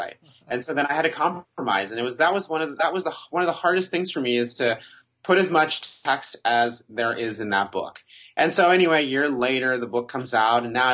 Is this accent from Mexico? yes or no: yes; Mexico; I was born in Mexico